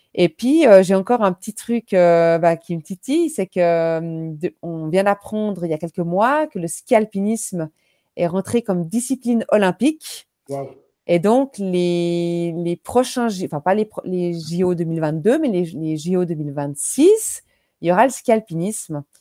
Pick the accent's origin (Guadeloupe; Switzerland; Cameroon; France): Switzerland; chez nous en Suisse